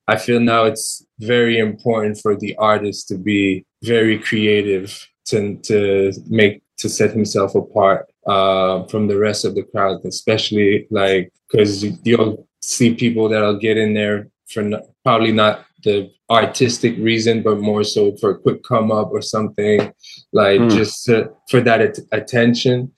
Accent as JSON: {"language": "English", "town": "Montreal", "region": "Quebec", "country": "Canada", "tie": "born or raised there", "said": "in Canada in Montreal, in my hometown"}